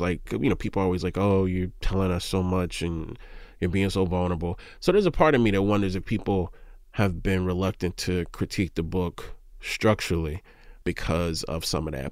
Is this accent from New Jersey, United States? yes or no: no; Mississippi, United States; I'm from Mississippi.